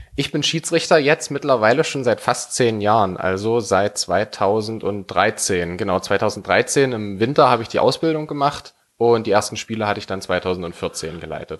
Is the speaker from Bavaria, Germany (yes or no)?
no; Werdershausen, Saxony-Anhalt, Germany; also born or lived in Halle; Ich komme hier aus Werdershausen, sozusagen hier gebürti-, gebürtig.